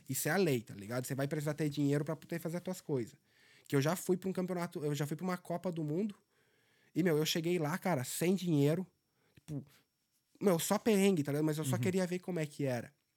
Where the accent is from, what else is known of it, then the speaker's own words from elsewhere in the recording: Benedito Novo, Santa Catarina, Brazil; moved away as an adult; now in Dublin, Ireland; Eu saí de uma cidade de 12, é né, Benedito Novo, 12 mil habitantes.